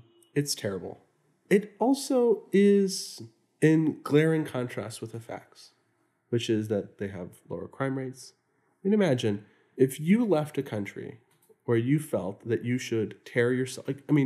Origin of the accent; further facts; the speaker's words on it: Houston, Texas, United States; The immigrant communities that I grew up in Houston, Texas, weren't more violent.